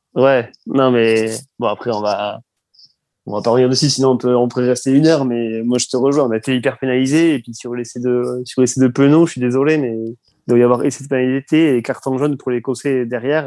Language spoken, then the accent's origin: French; France; je suis français